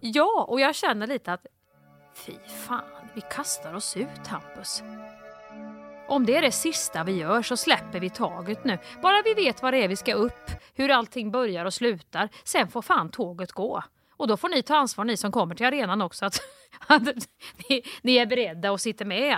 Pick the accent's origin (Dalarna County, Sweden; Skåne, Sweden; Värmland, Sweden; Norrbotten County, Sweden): Värmland, Sweden; Kristinehamn; moved away; när jag växte upp i Kristinehamn